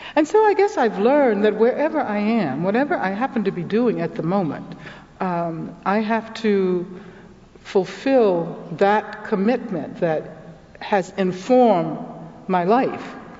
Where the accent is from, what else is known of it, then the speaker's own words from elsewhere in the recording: Birmingham, Alabama, United States; I'm from Birmingham, Alabama